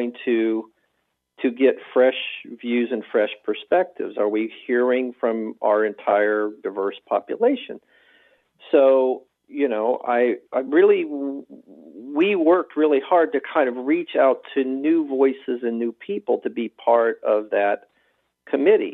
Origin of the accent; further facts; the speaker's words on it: the South, United States; I grew up in the South